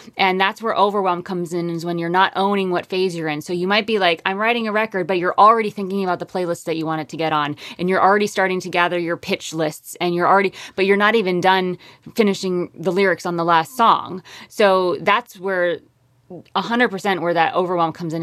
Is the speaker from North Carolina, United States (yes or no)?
no; Connecticut, United States; born or raised there; moved away as an adult; also born or lived in upstate New York / Harlem, New York City; now in Hudson Valley, United States